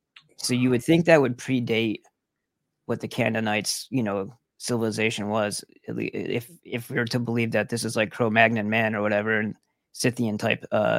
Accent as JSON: {"language": "English", "region": "New York", "country": "United States", "said": "because I'm from New York originally."}